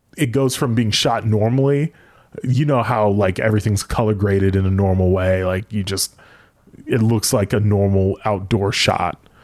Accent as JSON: {"language": "English", "country": "United States", "said": "being American"}